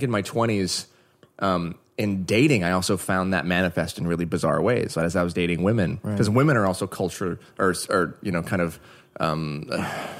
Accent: Oregon, United States; now in Los Angeles, United States; I grew up in Oregon

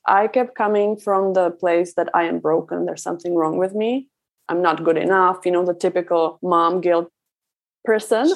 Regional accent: Czechia; moved away; I was raised in Czech Republic

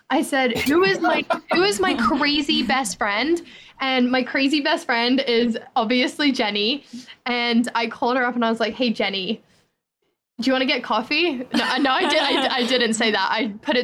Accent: England, United Kingdom; moved away; I'm actually from England

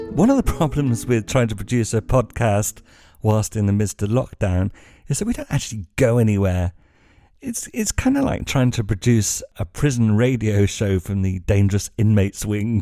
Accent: England, United Kingdom; moved away as an adult; now in Spain; being English

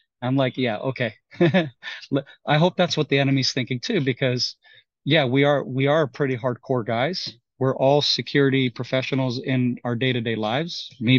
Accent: United States; Well, you know, I am American. I do have Texas, Texas residency on paper

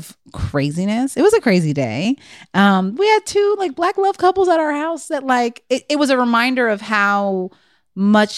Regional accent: Texas, United States; I'm from Texas, but the country

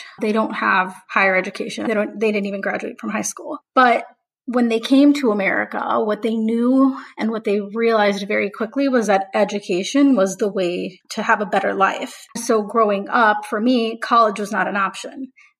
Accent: Houston, Texas, United States; I'm from Houston, Texas, and I am of Mexican descent.

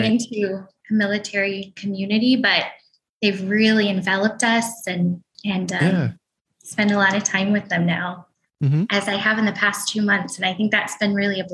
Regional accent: Portland, Oregon, United States; moved away as an adult; also born or lived in New York City; I grew up in Portland, Oregon. Just in the suburbs outside of Portland

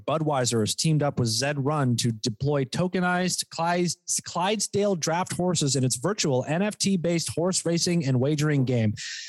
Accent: Poughkeepsie, New York, United States; born there; Like I was born in fucking like

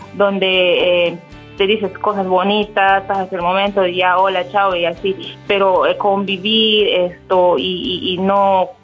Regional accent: Peru; moved away as an adult; also born or lived in Dubai, United Arab Emirates; now in United Arab Emirates; regresé a mi país, regresé a Perú y regresé embarazada

